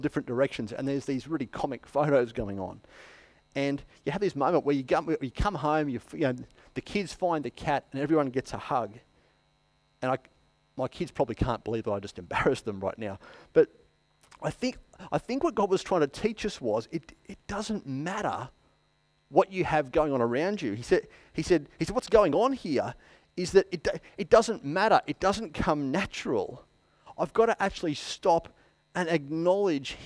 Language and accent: English; Queensland, Australia; now in Wangaratta, Australia; I'm just set in my ways as a Queenslander